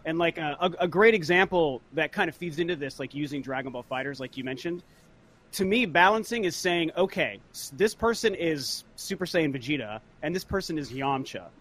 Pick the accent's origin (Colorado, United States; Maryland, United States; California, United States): Colorado, United States; Denver; moved away; we're from Denver, so all of our friends are back in Denver